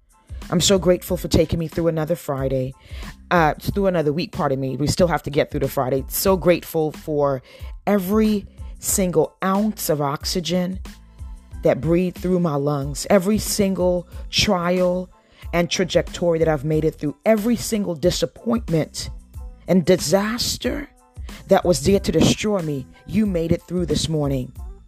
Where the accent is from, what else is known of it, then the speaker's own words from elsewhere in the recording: Trinidad & Tobago; born there; I don't think that God gives me favor because I was born in Trinidad.